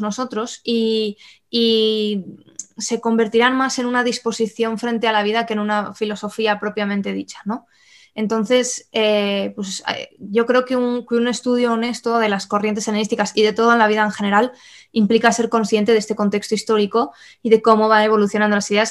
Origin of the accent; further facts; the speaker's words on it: Spain; nosotros que tenemos una herencia cristiana eh, y católica como españoles